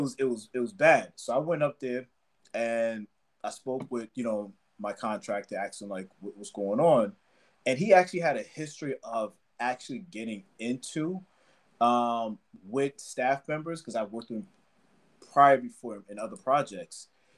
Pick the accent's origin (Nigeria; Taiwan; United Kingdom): Nigeria; especially because I'm Nigerian, especially because I'm Black